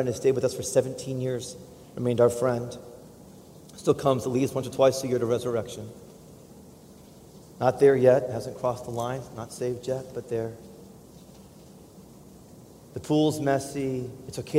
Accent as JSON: {"language": "English", "country": "United States", "said": "as an American"}